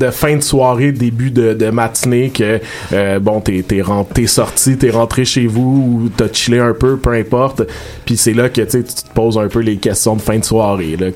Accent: Montreal, Quebec, Canada; je suis né à Montréal puis que j'ai vécu plus

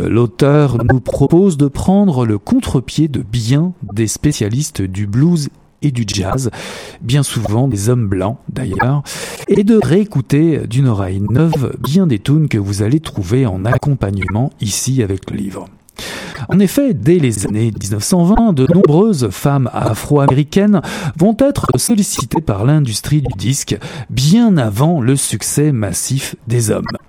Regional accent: Canada; chez nous, au Canada

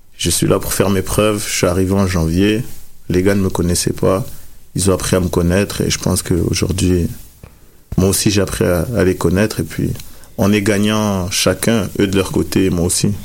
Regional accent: France; moved away as an adult; en provenance de la France, comme je viens de la France

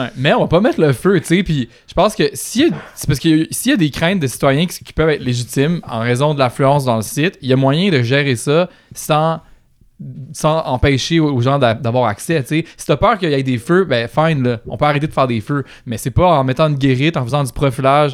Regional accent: Quebec, Canada; je suis blanc, je suis québécois, je suis francophone

